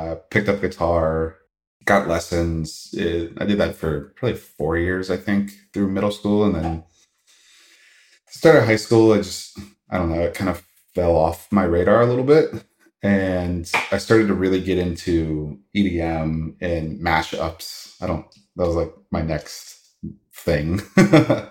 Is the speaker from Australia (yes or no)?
no; Virginia, United States; I was born and raised in Virginia. Grew up a little bit in the countryside